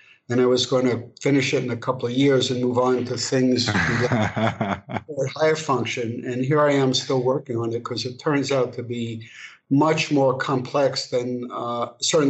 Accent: New York City, New York, United States; moved away as an adult; also born or lived in Paris; now in Los Angeles, United States; So I'm proud to say I'm from Brooklyn

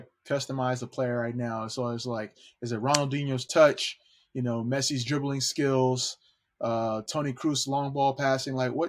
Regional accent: California, United States; Growing up in California, I played in the Mexican League, the Mexican Summer Leagues

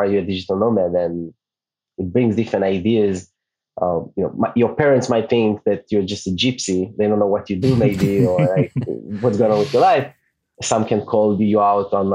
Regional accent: Israel; first language Hebrew; English is a second language; moved away as an adult; also born or lived in New York; And … is an Hebrew name. Where I'm from Israel. My native language

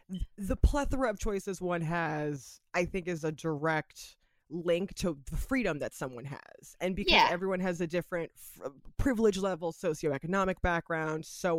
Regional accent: United States; you and I as American women, we know that we have freedom of speech

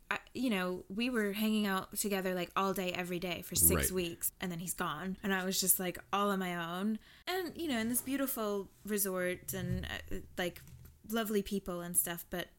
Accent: Southern United States, United States; also born or lived in Wales; I'm from the South, y'all.

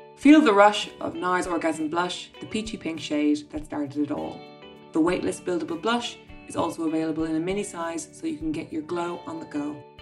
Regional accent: Ireland; being Irish

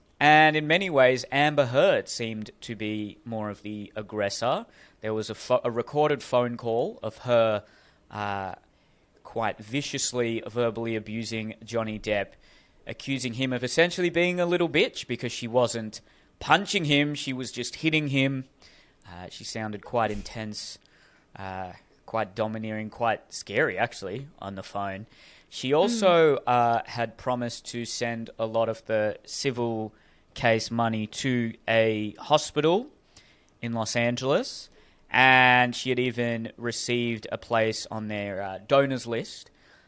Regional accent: Hurstville, New South Wales, Australia; I grew up in Hurstville.

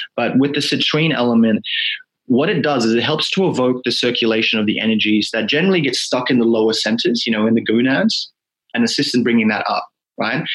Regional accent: Fiji; now in Australia; born in Australia, but growing up, my first memories of life in Fiji

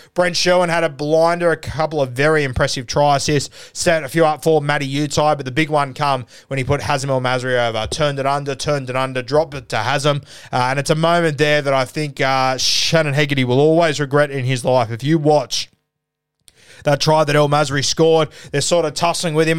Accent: Sydney, New South Wales, Australia; I grew up in South Sydney

